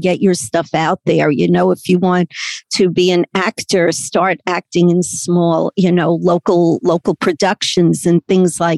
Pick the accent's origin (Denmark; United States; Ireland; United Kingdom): United States; New York City, New York; accent: Brooklyn; I'm, born and raised in Brooklyn